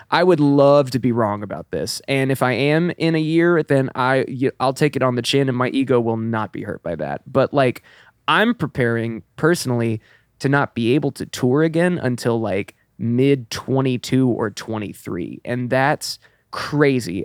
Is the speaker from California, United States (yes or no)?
no; Elizabethtown, Kentucky, United States; moved away; I'm originally from Kentucky, about two hours north